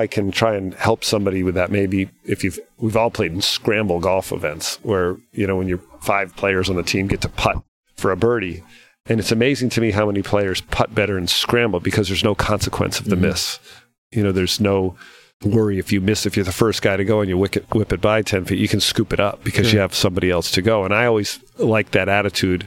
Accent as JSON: {"language": "English", "region": "Rhode Island", "country": "United States", "tie": "born or raised there", "said": "Billy Andrade and I we grew up together in Rhode Island"}